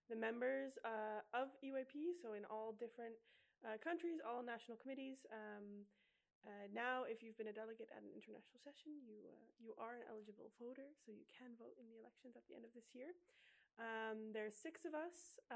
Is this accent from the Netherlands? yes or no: yes; Netherlands; now in Sweden; I'm from the Netherlands, uh, but currently living in Sweden.